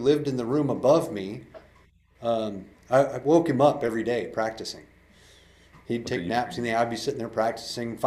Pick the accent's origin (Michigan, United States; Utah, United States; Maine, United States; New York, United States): Maine, United States; moved away as an adult; also born or lived in Miami, Florida; growing up in Maine